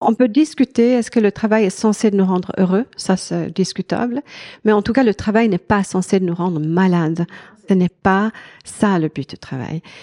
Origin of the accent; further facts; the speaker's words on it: Sweden; French is a second language; moved away as an adult; also born or lived in France / Switzerland; j'ai grandi en Suède et euh, toute mon éducation est là, de, là-bas.